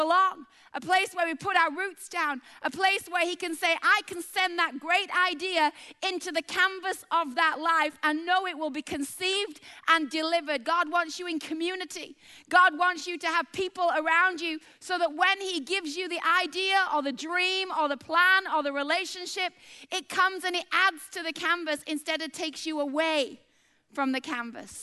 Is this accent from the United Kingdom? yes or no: yes; Bradford, Yorkshire and the Humber, United Kingdom; moved away; a chick from Bradford